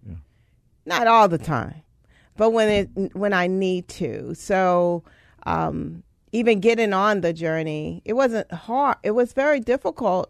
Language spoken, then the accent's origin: English; Louisiana, United States; moved away; originally from Louisiana, very rural area in Louisiana